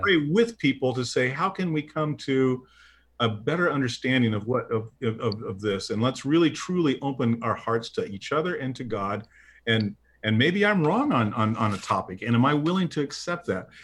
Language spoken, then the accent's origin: English; Midwest, United States; I'm a Midwesterner